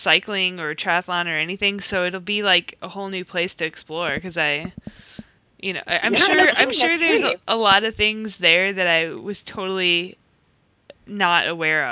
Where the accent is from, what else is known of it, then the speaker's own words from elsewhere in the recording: Iowa, United States; moved away as an adult; I'm originally from Iowa